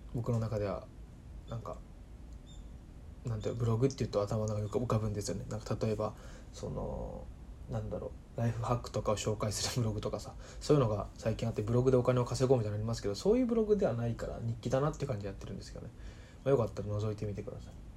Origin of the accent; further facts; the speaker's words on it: Saitama, Japan; moved away as an adult; also born or lived in Osaka; now in Tokyo, Japan; 出身であの埼玉